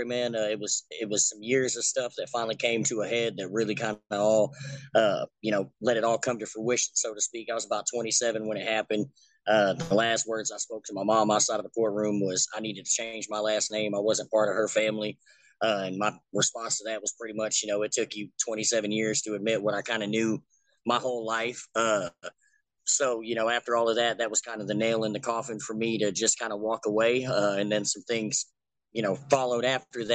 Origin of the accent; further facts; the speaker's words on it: Kentucky, United States; not so much the hometown, just the state of Kentucky